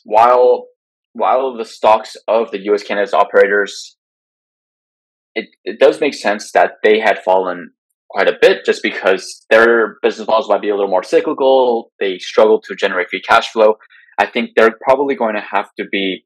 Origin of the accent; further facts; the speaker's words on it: California, United States; my home state of California